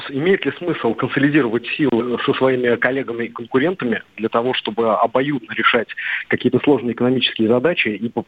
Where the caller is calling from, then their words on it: Saint Petersburg, Russia; а, я из Санкт-Петербурга.